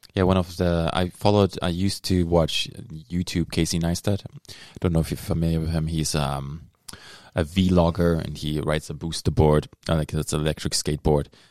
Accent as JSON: {"language": "English", "town": "Dortmund", "region": "North Rhine-Westphalia", "country": "Germany", "tie": "born or raised there", "moved": "yes", "lives_now": "Thunder Bay, Canada", "said": "the city where I grew up in Dortmund"}